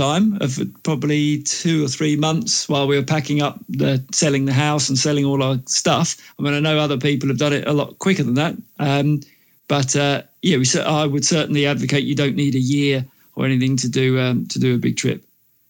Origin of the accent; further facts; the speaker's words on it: England, United Kingdom; moved away as an adult; also born or lived in Australia; we're both English, and we fancied coming back here for a while and doing the Europe thing.